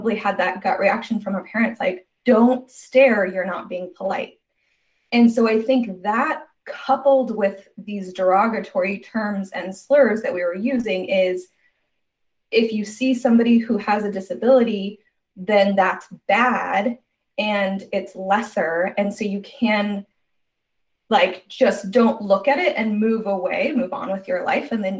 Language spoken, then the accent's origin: English; Arizona, United States; I was raised in Arizona